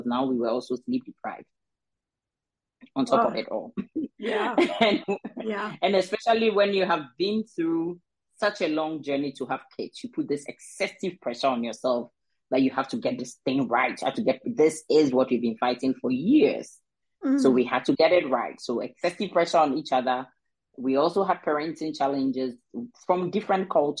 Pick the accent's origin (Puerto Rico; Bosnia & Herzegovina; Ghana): Ghana; I am originally from Ghana, and I got married to a Danish guy